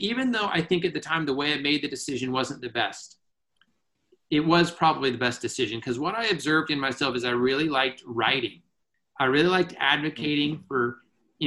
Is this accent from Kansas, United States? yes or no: no; Iowa, United States; moved away as an adult; also born or lived in Minneapolis; I grew up in Iowa and went to the University of Northern Iowa